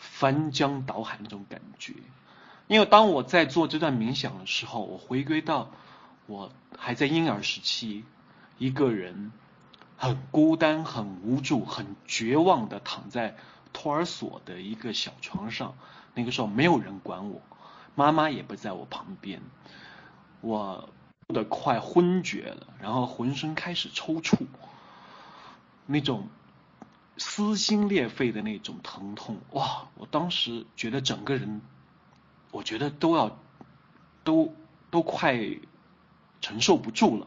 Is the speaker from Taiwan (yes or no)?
no; Kunming, Yunnan, China; 出生，成长都在昆明，读无锡